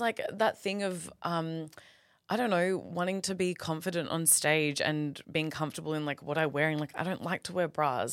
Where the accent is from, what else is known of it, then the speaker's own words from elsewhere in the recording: Perth, Western Australia, Australia; I'm from Perth. I love Perth